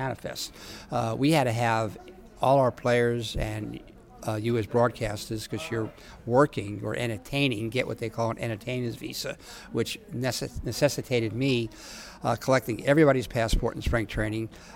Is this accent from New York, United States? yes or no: yes; New York, United States; I grew up in New York